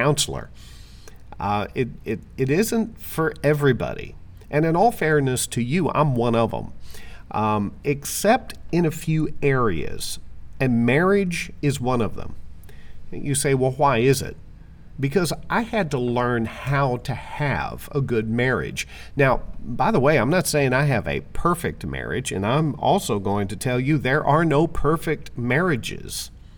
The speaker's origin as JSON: {"language": "English", "region": "Arkansas", "country": "United States", "also_born_or_lived": "Florida / Jacksonville, Florida / Broward County, Florida", "moved": "yes", "lives_now": "Palm City, United States", "said": "I am originally from Arkansas, but I moved to Florida in 1985, and I've been here ever since"}